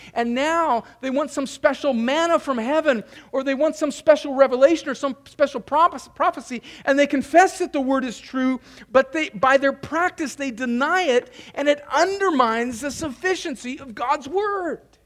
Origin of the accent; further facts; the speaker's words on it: California, United States; moved away; which is where I'm from, my home state of California